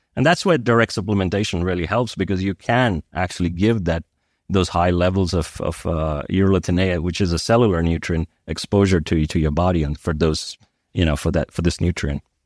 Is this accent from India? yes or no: yes; India; also born or lived in United States; now in Switzerland; I grew up in India